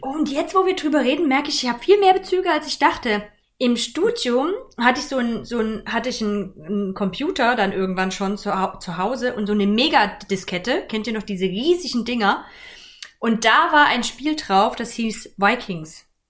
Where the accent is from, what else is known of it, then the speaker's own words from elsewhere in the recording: Germany; ich bin in der DDR groß geworden, so zumindest die ersten acht Jahre